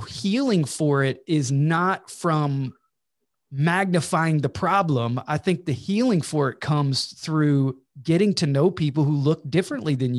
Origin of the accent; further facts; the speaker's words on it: Georgia, United States; I'm from Georgia